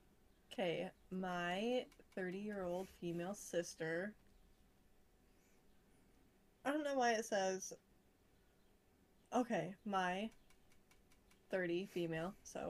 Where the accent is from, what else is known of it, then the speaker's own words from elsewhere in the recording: Florida, United States; I was born in Florida.